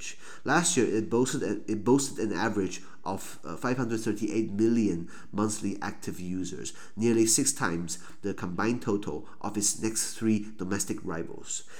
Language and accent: Chinese; Taiwan; 因为我台湾人可能比较不熟悉南北半球